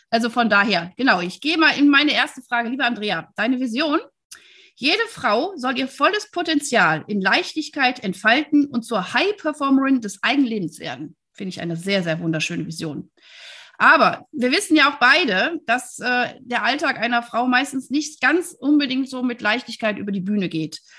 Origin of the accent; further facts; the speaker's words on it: Wuppertal, North Rhine-Westphalia, Germany; ich komme ja aus Wuppertal, deswegen ich liebe alles, was aus dem Rheinland ist.